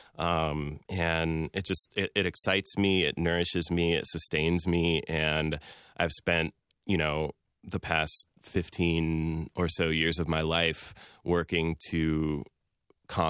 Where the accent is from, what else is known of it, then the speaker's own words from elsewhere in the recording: American Midwest, United States; also born or lived in Iran; I was born in Iran and am a Muslim American man who spent most of my life living in the American Midwest